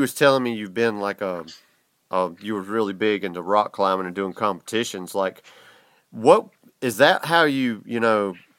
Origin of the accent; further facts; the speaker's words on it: the South, Georgia, United States; I'm from the South. There's the only thing in my town is restaurants and hotels, man.